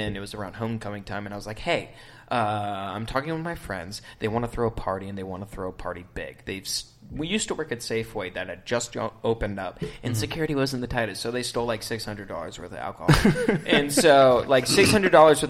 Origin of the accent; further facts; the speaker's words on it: Arizona, United States; also born or lived in Sarasota, Florida / Chicago, Illinois; I was born in Florida, Sarasota. Moved to Chicago when I was 3, and then when I was 5, I moved to Arizona